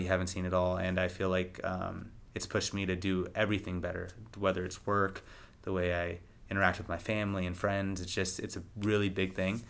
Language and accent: English; Rockland, United States; moved away; also born or lived in Los Angeles; my hometown of Rockland